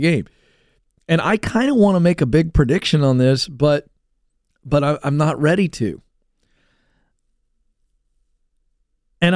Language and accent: English; the South, United States; I grew up in the South.